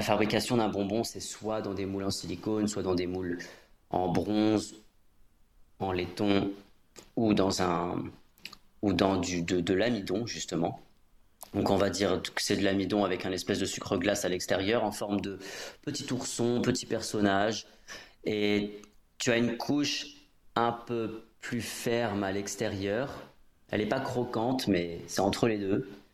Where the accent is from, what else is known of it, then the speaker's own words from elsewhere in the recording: Midlands, United Kingdom; French is a second language; now in France; chez nous, dans les, dans les Midlands